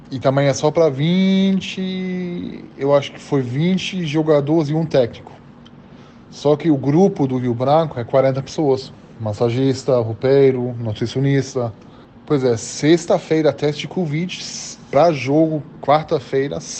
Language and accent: Portuguese; Germany; Portuguese is a second language; now in Brazil; as pessoas que pode pensar que eu vou ficar com dificuldade porque eu vim da Alemanha